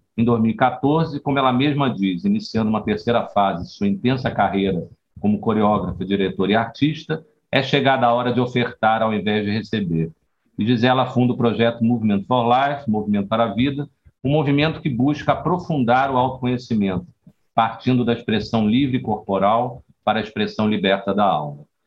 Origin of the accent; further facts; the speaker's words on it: Rio de Janeiro, Brazil; now in Bahia, Brazil; Eu sou carioca, estou aqui há 25 anos